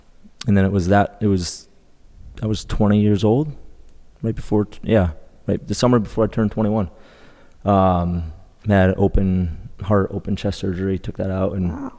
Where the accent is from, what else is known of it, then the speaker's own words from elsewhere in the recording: Colchester, Connecticut, United States; Colchester, Connecticut. Okay. So it's probably about 20 minutes east of Hartford.